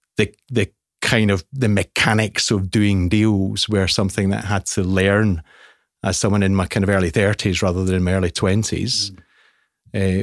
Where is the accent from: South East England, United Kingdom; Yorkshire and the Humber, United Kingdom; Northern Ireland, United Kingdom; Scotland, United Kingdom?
Scotland, United Kingdom; I'm Scottish